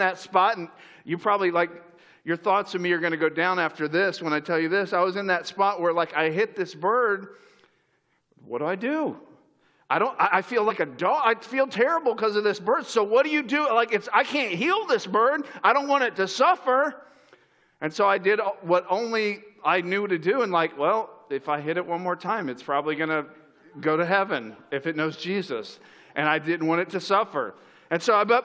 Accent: Florida, United States; moved away as an adult; also born or lived in upstate New York; I grew up in Florida

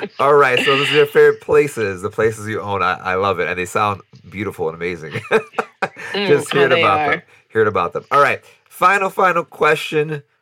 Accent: New York City, New York, United States; moved away; us New Yorkers, us Brooklynites

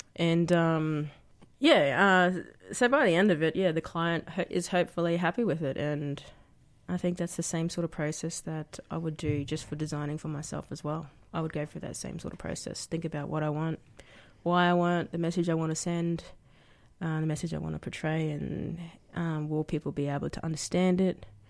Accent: Brisbane, Queensland, Australia; moved away as an adult; now in Canberra, Australia; I grew up in Anala. It's a little suburb on the outskirts of, uh, Brisbane. uh, Queensland.

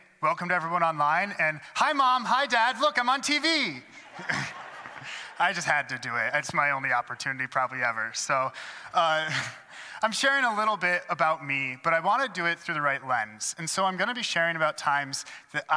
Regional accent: Adrian, Michigan, United States; moved away; at St. John's Lutheran Church in Adrian, Michigan, which is the church that actually spent the first 18 years of my life going

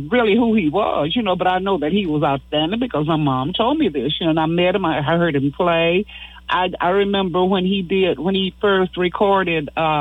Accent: Houston, Texas, United States; I'm from Texas, right? Houston, Texas

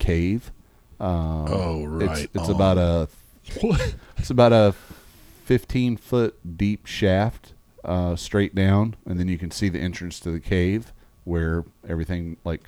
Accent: East Tennessee, United States; born or raised there; also born or lived in Orlando, Florida; now in Florida, United States

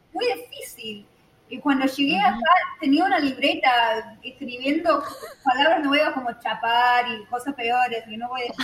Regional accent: Texas, United States; Spanish is a second language; Texas, de donde soy

